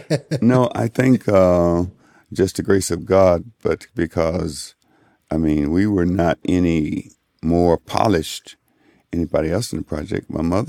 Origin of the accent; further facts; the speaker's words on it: Chicago, Illinois, United States; I was born here in Chicago. Whee! 66 years ago.